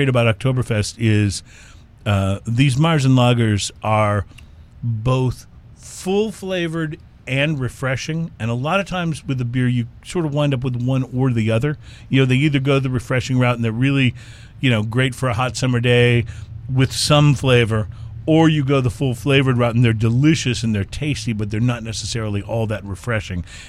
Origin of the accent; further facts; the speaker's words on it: Houston, Texas, United States; we're from the Houston area